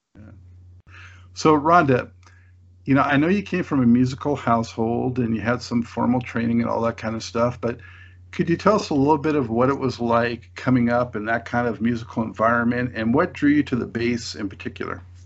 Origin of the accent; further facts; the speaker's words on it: Los Angeles, California, United States; moved away; I'm from Los Angeles, but I've uh, I left in 2005